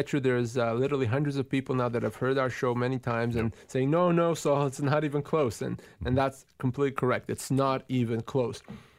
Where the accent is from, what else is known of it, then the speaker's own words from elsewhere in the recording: Tuktoyaktuk, Northwest Territories, Canada; My hometown.